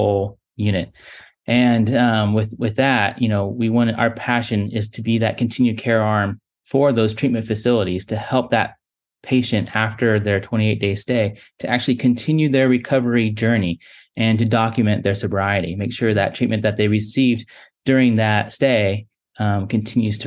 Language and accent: English; Orange County, California, United States; moved away as an adult; now in North Carolina, United States; I was born and raised in Orange County.